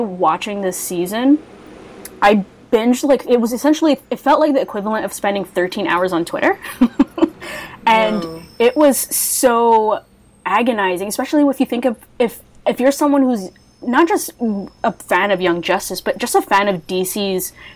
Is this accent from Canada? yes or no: yes; Canada; I'm Canadian